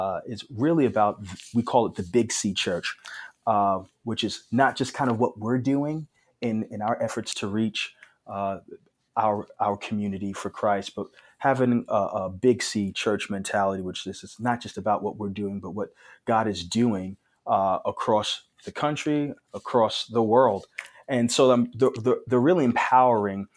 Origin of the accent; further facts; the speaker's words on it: New York City, New York, United States; moved away as an adult; now in Phoenix, United States; I grew up in New York City, and past 3 years I've been out here in Phoenix, Arizona